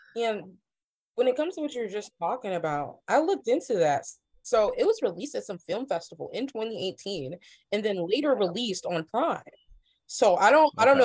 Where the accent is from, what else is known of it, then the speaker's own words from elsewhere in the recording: Ohio, United States; I'm from the Midwest. I'm from Ohio